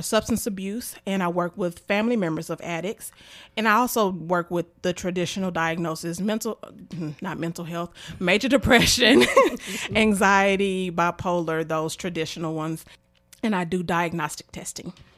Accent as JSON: {"language": "English", "town": "Memphis", "region": "Tennessee", "country": "United States", "tie": "born or raised there", "said": "I am from Memphis, Tennessee. I graduated from White Haven High School"}